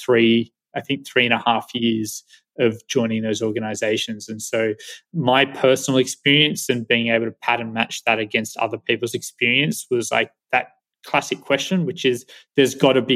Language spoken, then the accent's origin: English; Australia; now in San Francisco, United States; I am Australian